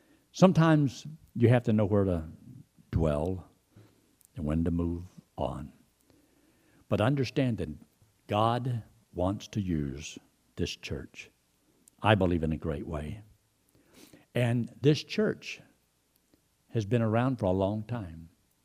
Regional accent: Georgia, United States; Well, I didn't come from a ranch. I came from Georgia. And I came down here and got into this situation.

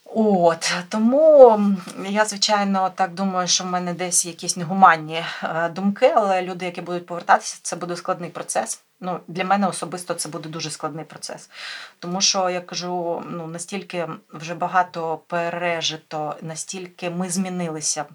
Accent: Mykolaiv, Mykolaiv Oblast, Ukraine

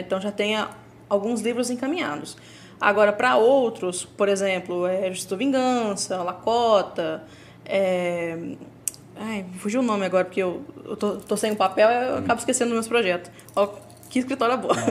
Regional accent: São Paulo, Brazil; Minha família é toda do Nordeste, só bem dizer eu que sou, sou de São Paulo.

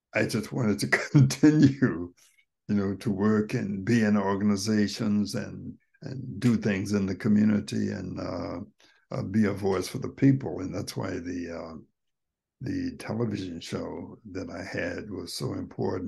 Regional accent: United States; I was from America

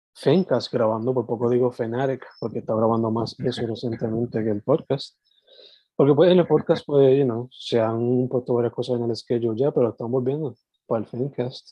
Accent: Sabana Grande, Puerto Rico; now in San Juan metro area, Puerto Rico; yo soy original de Sabana Grande, que es el sureste, suroeste, y ahora viviendo en la metro

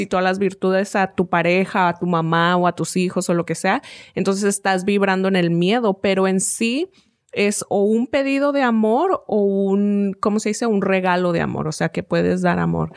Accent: Mexico; moved away; creciendo en México

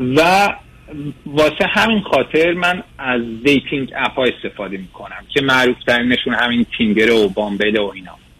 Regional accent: Iran; moved away; من از خارج از ایران هستم باتون تماس میگیرم

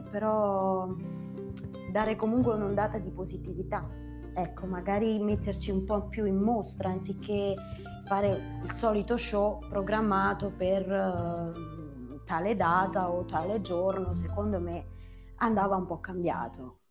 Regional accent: Irpinia, Campania, Italy; moved away as an adult; purtroppo per motivi lavorativi ho dovuto abbandonare quella che era la mia terra

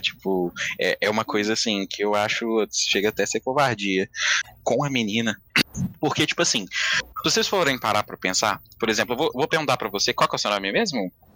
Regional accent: Belo Horizonte, Minas Gerais, Brazil; moved away; also born or lived in São Paulo; mó sotaque da minha cidade

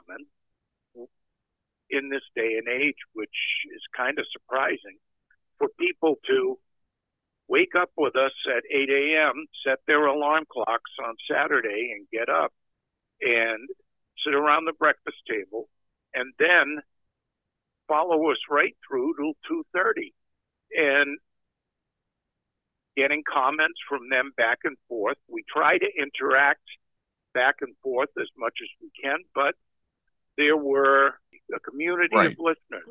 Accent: outside of Providence, Rhode Island, in Massachusetts, United States; I grew up in outside of Providence, Rhode Island, in Massachusetts

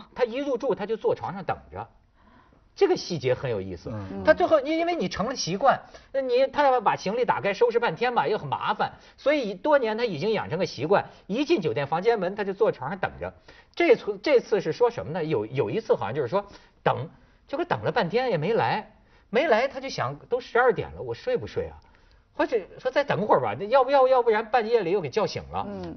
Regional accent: northern China, China; 我作为北方人

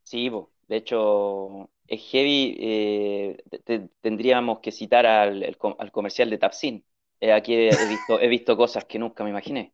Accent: Chile; moved away; yo soy chileno

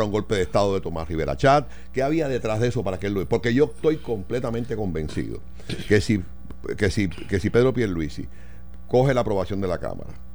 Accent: Puerto Rico; como puertorriqueño

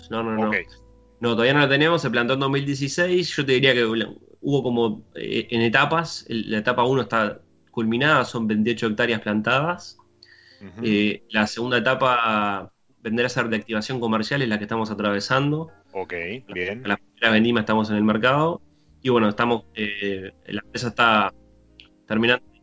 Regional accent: Uruguay; Seguimos siendo uruguayos

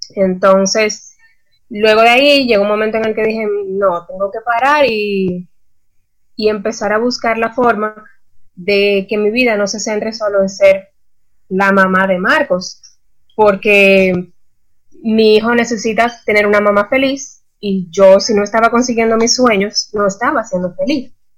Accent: Dominican Republic; moved away as an adult; now in Costa Rica; yo soy dominicana, me mudé a Costa Rica hace aproximadamente año y medio

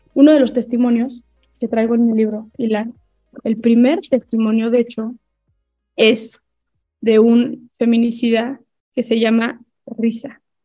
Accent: Mexico

